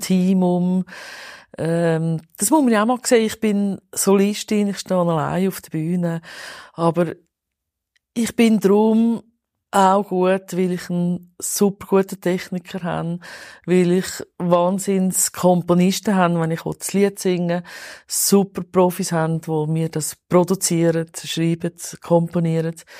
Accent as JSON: {"language": "German", "region": "Zurich", "country": "Switzerland", "tie": "born or raised there", "said": "Ich bin totales Stadtkind, im Niederdorf aufgewachsen, Kreis 5 seit eh und je."}